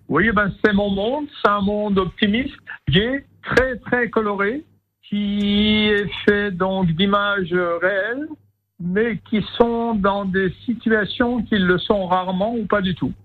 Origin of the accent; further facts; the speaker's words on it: Rambervillers, Grand Est, France; also born or lived in Lunéville / Strasbourg; Je suis né dans les Vosges, à une petite ville qui s'appelle Rambervillers